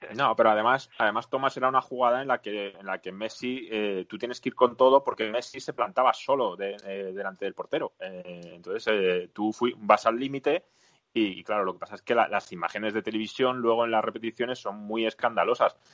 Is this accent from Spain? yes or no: yes; Spain; aquí en España